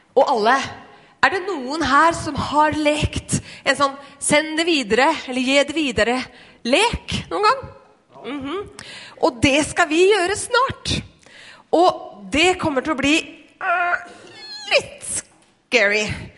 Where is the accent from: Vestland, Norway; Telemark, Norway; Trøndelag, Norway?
Telemark, Norway; Skien; jeg vokste opp i, i Skien